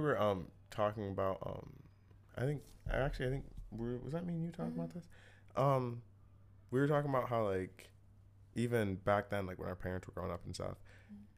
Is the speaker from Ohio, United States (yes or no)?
yes; Ohio, United States; moved away as an adult; now in New York City, United States; I'm from Ohio